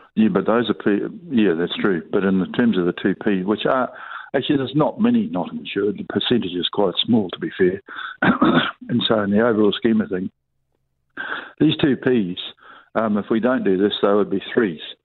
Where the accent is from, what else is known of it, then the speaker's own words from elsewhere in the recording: New Zealand; the nature of our country. You know, the, the essence of being a New Zealander